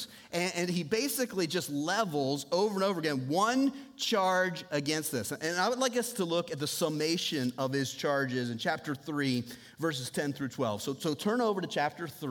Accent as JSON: {"language": "English", "country": "United States", "tie": "born or raised there", "moved": "yes", "lives_now": "Southeast Iowa, United States", "said": "I grew up on Lake Michigan, basically. And so I grew up where this time of year, it snows like every other day"}